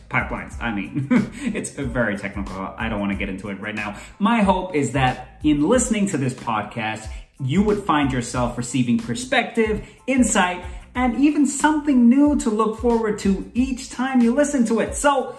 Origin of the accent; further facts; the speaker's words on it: Kuwait; I grew up outside of India. I was not in India. And where I grew up, there was a lot of racism, being one of the only brown boys around. In Kuwait, it was interesting because I went to this very multicultural school